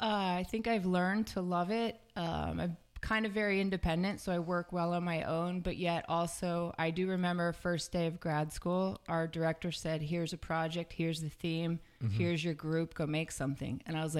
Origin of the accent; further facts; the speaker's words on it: Fort Dix, New Jersey, United States; born there; So grew up, I was born at Fort Dix, New Jersey.